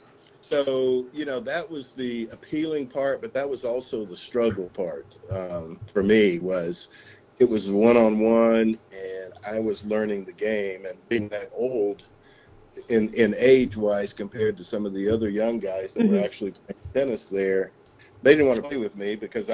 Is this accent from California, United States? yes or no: no; a small town called Marshtown, East Tennessee, United States; I grew up in East Tennessee